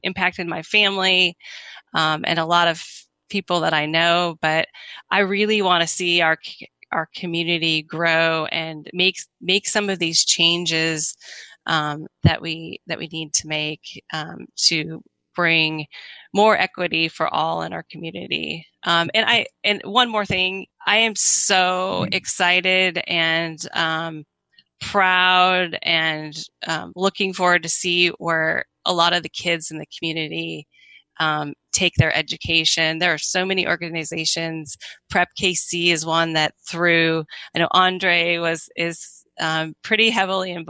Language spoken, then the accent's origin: English; Iowa, United States; moved away as an adult; now in Kansas City, United States; I grew up in Iowa. I came to Kansas City right after college